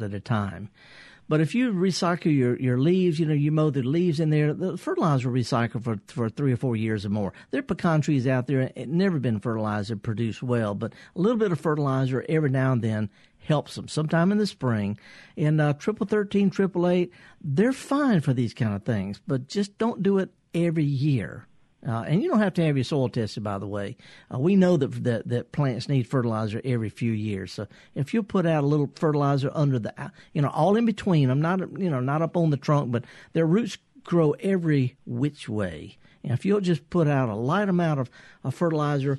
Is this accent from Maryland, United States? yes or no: no; the Mississippi Delta, United States; I'm from the Delta.